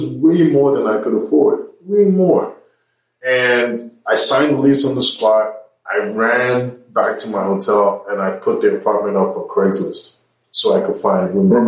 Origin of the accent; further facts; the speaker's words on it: New York, United States; as a young black man growing up in New York, you know, I was partying every night and going to work every day.